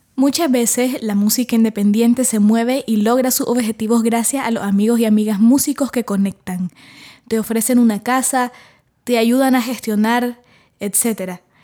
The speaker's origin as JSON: {"language": "Spanish", "country": "Nicaragua", "said": "soy cantautora nicaragüense"}